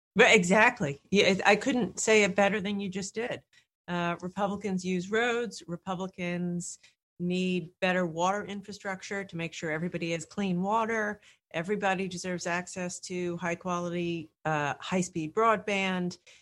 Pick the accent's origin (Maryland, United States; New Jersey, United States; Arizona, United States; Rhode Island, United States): Rhode Island, United States; I come from Rhode Island